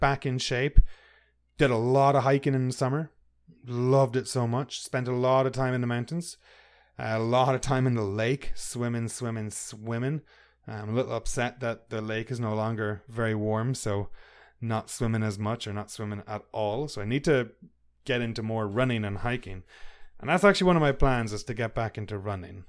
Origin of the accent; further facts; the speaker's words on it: Ireland; I'm from Ireland